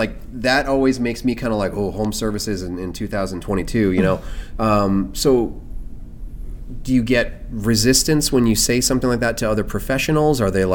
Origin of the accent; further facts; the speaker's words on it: United States; as an American, culturally, I've never been to the Middle East.